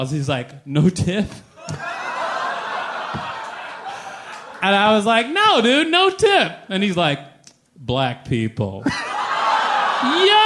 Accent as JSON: {"language": "English", "town": "Minneapolis", "region": "Minnesota", "country": "United States", "tie": "born or raised there", "said": "I grew up mostly in Minneapolis"}